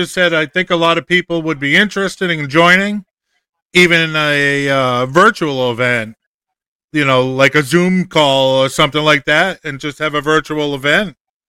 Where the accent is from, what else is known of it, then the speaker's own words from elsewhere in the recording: Massachusetts, United States; moved away as an adult; now in Florida, United States; I'm originally from Massachusetts, so I'm used to cold.